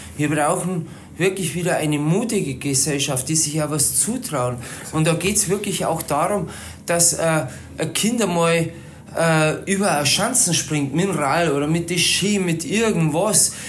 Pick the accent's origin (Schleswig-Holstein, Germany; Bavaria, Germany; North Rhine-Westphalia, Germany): Bavaria, Germany; Palling; now in Berchtesgaden, Germany; also sprich im Chiemgau, äh, dort wo ich herkomme, in Palling